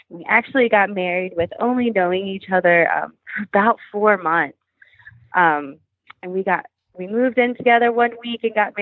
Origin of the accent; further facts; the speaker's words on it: Kentucky, United States; moved away as an adult; also born or lived in Nashville; We're both from Kentucky. We moved back home once we had Otis